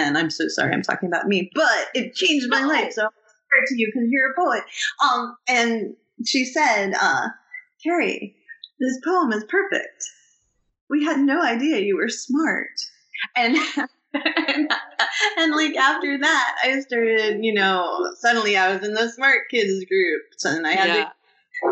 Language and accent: English; Oxford Mills, Ontario, Canada; moved away; I grew up in Oxford Mills when I was little